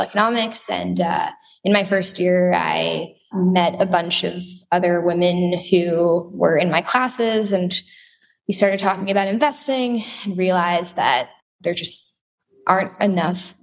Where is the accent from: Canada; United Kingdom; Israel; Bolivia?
Israel; I grew up in Israel.